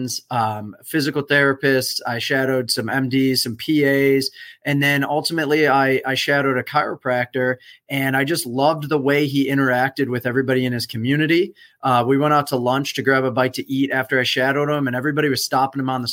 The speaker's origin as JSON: {"language": "English", "town": "Buffalo", "region": "New York", "country": "United States", "also_born_or_lived": "Fort Walton Beach, Florida", "moved": "yes", "lives_now": "Tampa, United States", "said": "I'm originally from Buffalo, New York"}